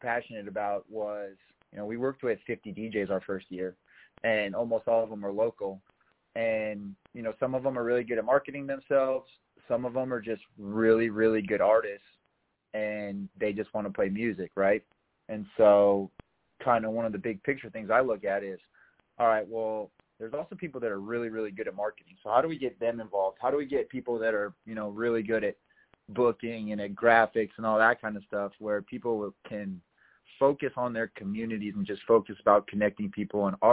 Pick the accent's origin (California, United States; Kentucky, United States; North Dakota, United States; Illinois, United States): North Dakota, United States; moved away; also born or lived in Colorado; I grew up in North Dakota where it's, you know, very, very family-based